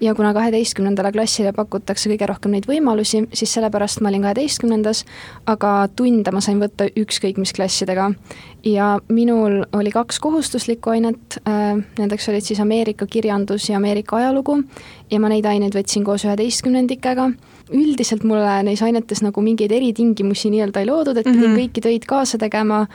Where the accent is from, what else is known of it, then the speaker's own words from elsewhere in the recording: Estonia; ma olen Eestist